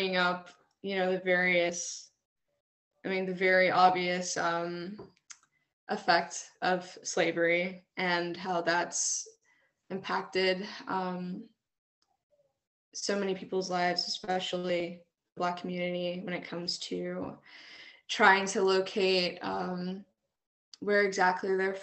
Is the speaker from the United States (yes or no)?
yes; Fayetteville, North Carolina, United States; I was born and raised here in Fayetteville, North Carolina.